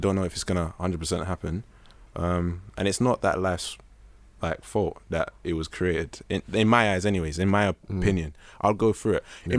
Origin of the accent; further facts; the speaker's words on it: Nigeria; I mean, we're all Nigerian. Sorry to interrupt you, but we're all Nigerian.